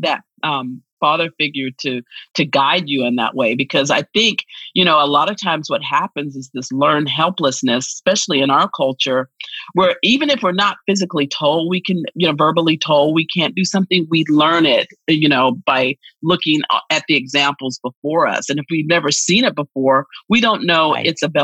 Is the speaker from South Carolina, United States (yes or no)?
yes; South Carolina, United States; born there; So I am actually what I call bi-Carolinian. I was born in South Carolina and my family's from South Carolina, but I left and I got my poetic wings in North Carolina later in life.